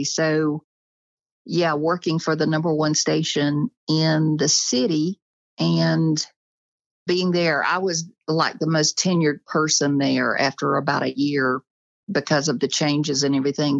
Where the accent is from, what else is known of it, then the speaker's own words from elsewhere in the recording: Birmingham, Alabama, United States; I was born in Birmingham, Alabama, and raised about 30 miles from the city on a farm with my family